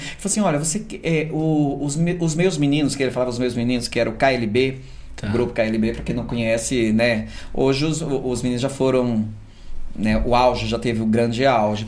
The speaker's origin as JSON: {"language": "Portuguese", "town": "Surubim", "region": "Pernambuco", "country": "Brazil", "moved": "as an adult", "lives_now": "São Paulo, Brazil", "said": "Eu sou de uma cidade chamada Surubim, uma cidade aí de 200 mil habitantes"}